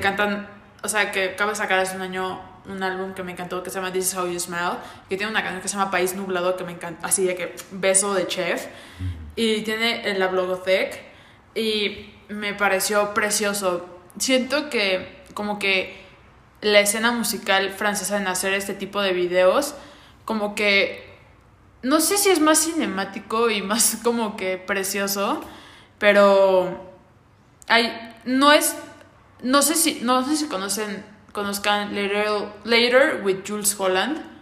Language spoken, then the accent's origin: Spanish; Veracruz, Mexico; en mi tierra veracruzana